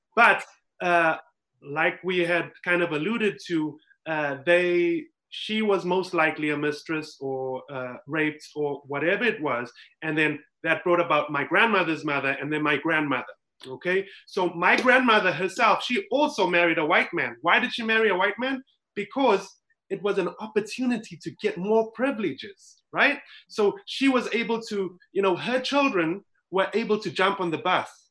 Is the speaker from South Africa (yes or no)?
yes; South Africa; moved away as an adult; now in United States; growing up in South Africa, so I grew up in a, um, a community that was well, it was completely colored.